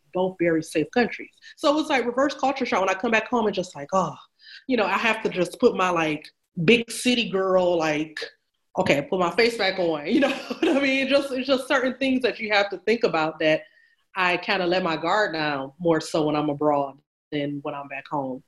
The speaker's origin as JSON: {"language": "English", "country": "United States", "moved": "as an adult", "said": "I'm American"}